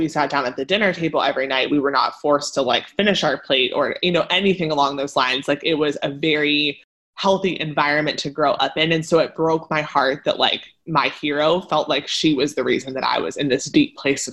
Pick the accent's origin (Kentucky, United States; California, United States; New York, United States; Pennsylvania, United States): Pennsylvania, United States; Like Elle and I grew up in Pennsylvania